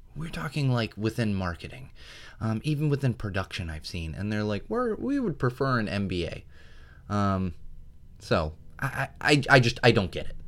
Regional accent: San Diego, California, United States; also born or lived in Miami, Florida; I grew up in San Diego

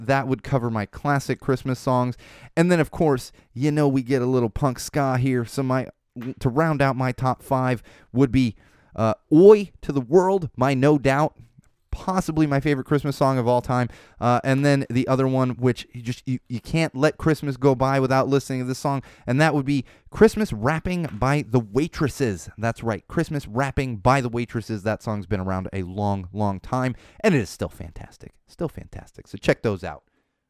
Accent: Florida, United States; born there; For Florida, yes, I was born in Florida.

